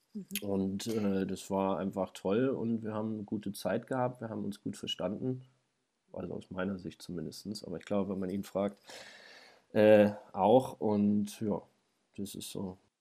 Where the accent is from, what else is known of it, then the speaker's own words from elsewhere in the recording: Braunschweig, Lower Saxony, Germany; moved away as an adult; now in Hildesheim, Germany; ich komme ja aus Braunschweig eigentlich